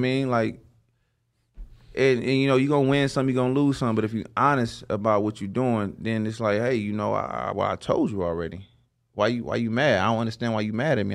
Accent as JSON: {"language": "English", "region": "the South", "country": "United States", "said": "I'm from the South"}